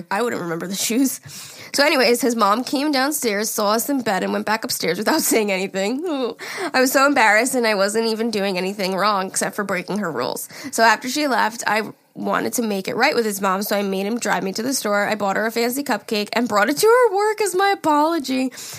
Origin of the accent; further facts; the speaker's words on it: Medicine Hat, Alberta, Canada; Hey, listen, Jari … I'm from Medicine Hat, Alberta.